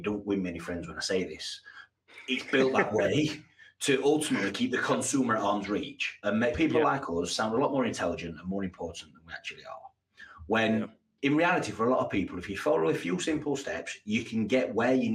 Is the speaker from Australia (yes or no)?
no; Yorkshire and the Humber, United Kingdom; moved away as an adult; also born or lived in Abu Dhabi; I'm from Yorkshire as well